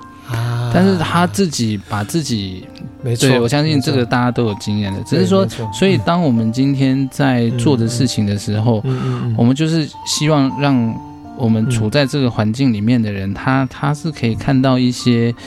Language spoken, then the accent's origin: Chinese; China; 因为呃，我们中国人啊，就就像我刚刚说的，八字就是很现实的学问